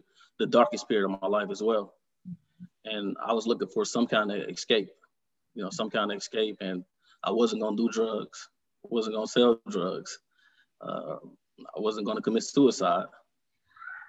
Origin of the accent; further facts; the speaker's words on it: Detroit, Michigan, United States; I was born and raised here in Detroit, Michigan. Mm-hmm. I grew up on born and raised on the east side of Detroit.